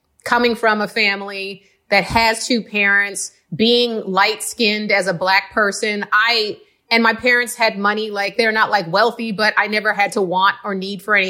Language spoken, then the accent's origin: English; Cincinnati, Ohio, United States; also born or lived in Queens, New York; at around the age of 10, we moved, when I was 10, my sister was like 12, we moved to Cincinnati, Ohio.